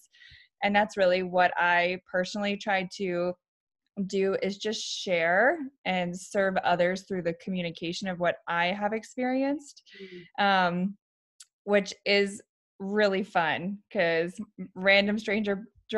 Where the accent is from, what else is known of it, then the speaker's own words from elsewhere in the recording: Virginia, United States; moved away as an adult; now in Arizona, United States; I was born and raised in Virginia